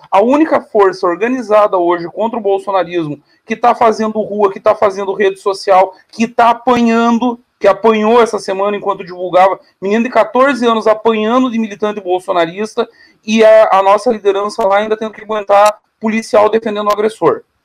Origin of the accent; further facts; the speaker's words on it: Caçador, Santa Catarina, Brazil; um pedaço da cidade onde eu nasci, Caçador, era território argentino